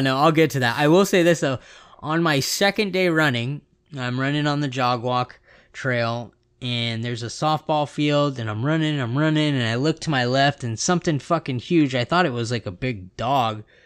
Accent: West Coast, California, United States; I'm from the West Coast

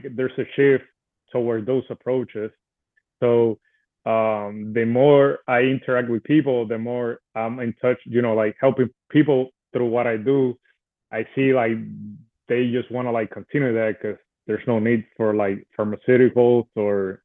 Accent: Puerto Rico; I was born and raised in Puerto Rico.

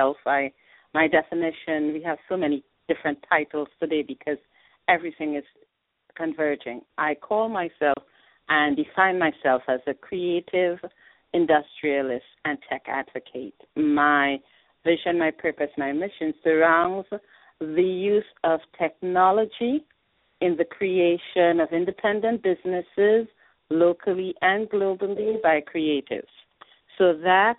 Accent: Trinidad & Tobago; moved away as an adult; now in New York, United States; I'm a proud Trinidadian. I migrated here to study

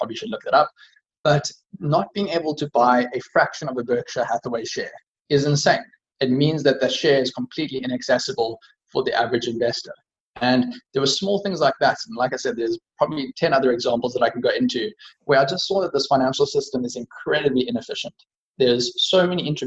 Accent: South Africa; as a South African

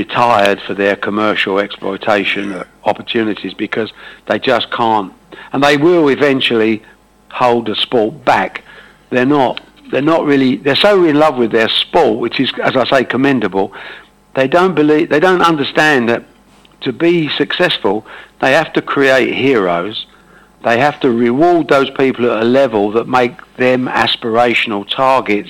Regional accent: Dagenham, East of England, United Kingdom; also born or lived in Buckhurst Hill / Ongar / Brentwood; I'm an Essex man. I was born in Dagenham when it was Essex

